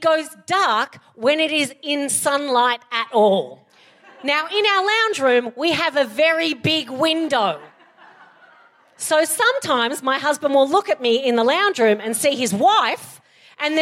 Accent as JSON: {"language": "English", "country": "Australia", "said": "I'm Australian and we abbreviate everything"}